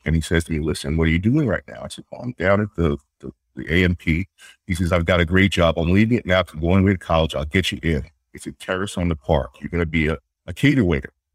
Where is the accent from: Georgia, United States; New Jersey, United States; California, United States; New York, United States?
New York, United States; New York City; moved away as an adult; now in Boston, United States; I grew up in uh, Queens, New York, uh, family house